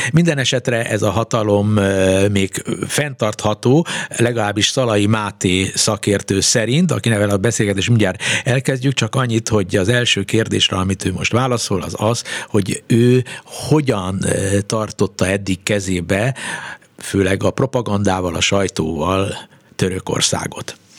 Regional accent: Hungary; itt nálunk, mi, mi, mi magyarok

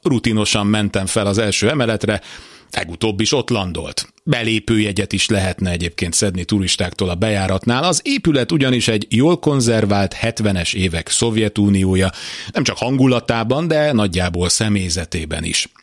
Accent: Hungary; 1978-ban születtem Magyarországon, itt vettem először levegőt, e föld nevelt

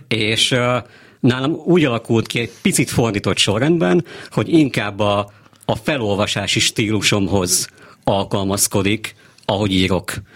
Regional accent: Székesfehérvár, Fejér, Hungary; also born or lived in Pécs; valóban Székesfehérváron születtem, ott jártam minden iskolámat, egy kis pécsi kitérőt leszámítva, és azóta is ott élek

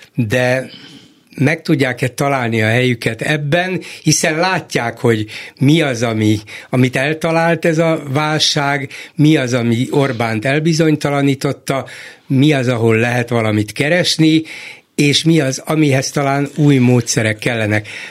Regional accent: Hungary; A magyar adott annak születtem, abban nevelkedtem

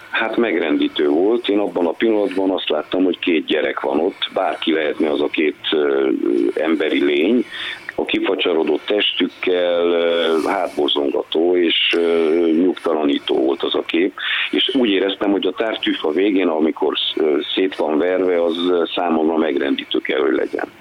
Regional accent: Târgu Mureș, Mureș County, Romania; also born or lived in Timișoara; Marosvásárhelyi, Marosvásárhelyi születésű vagyok

